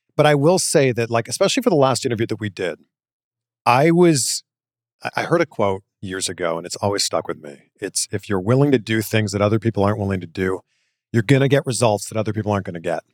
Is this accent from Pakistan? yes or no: no; Canada; now in United States; I'm Canadian